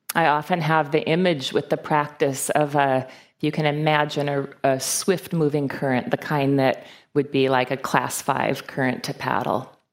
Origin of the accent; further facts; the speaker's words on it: Fargo, North Dakota, United States; I was born and raised in Fargo, North Dakota